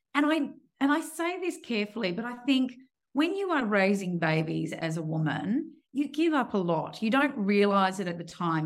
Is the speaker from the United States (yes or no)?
no; Perth, Western Australia, Australia; born and raised in Perth